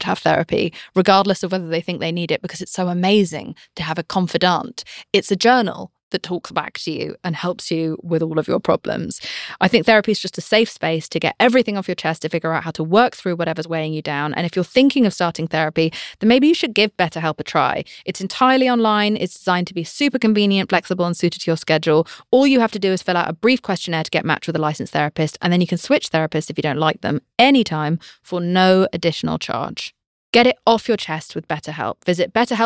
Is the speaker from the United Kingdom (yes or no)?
yes; United Kingdom; I'm British.